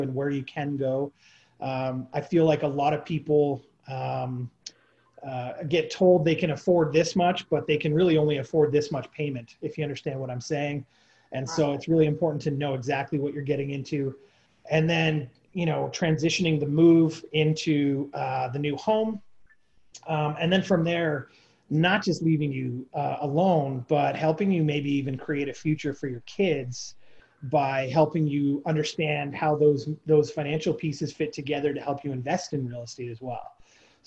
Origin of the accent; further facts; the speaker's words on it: near Toronto, Ontario, Canada; I grew up in near Toronto